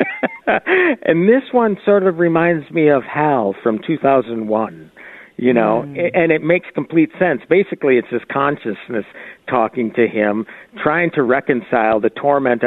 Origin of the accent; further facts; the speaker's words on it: Minnesota, United States; I was from Minnesota